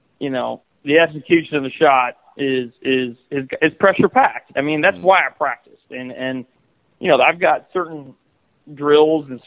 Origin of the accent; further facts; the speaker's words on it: Iowa, United States; growing up in Iowa